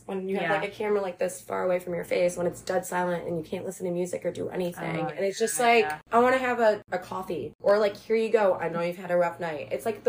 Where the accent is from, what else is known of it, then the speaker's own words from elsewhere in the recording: Michigan, United States; So, she's also from Michigan. So I'm like, oh, dope. Another Michigan girl.